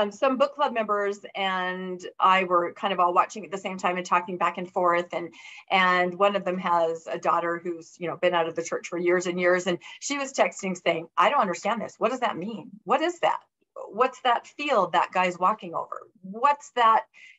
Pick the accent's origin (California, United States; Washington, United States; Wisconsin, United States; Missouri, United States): Washington, United States; I grew up in Washington State, but my parents would pretty much only patronize people that were Mormons.